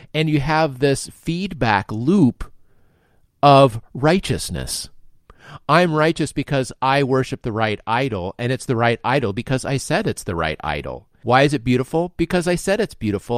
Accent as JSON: {"language": "English", "country": "United States", "said": "myself as American, I'm fully inculcated with American values"}